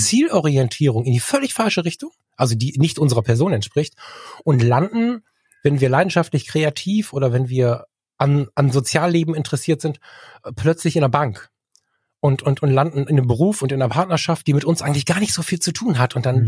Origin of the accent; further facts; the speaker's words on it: Ratingen, North Rhine-Westphalia, Germany; hier bei uns in der Kommunalverwaltung in Ratingen landen. Das war die Idee meines Vaters, der war Kommunalpolitiker hier.